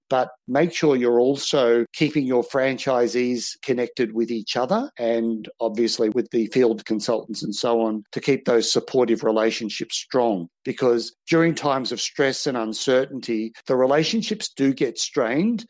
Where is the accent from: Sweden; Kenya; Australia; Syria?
Australia; from Australia